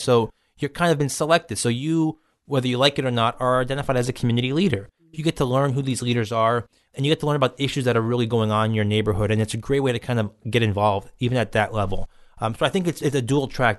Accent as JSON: {"language": "English", "town": "New York City", "region": "New York", "country": "United States", "tie": "born or raised there", "said": "I grew up in Bay Ridge, spent my whole life living here"}